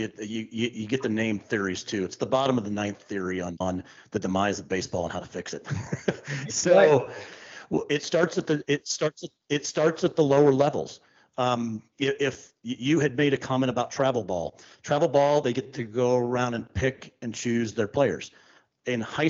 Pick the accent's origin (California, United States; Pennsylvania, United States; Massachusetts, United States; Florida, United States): Pennsylvania, United States; Pittsburgh; I'm from Pittsburgh.